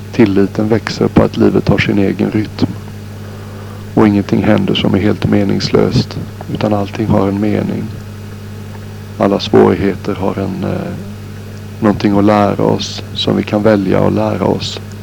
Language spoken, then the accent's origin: Swedish; Sweden; moved away; när jag är hemma i Sverige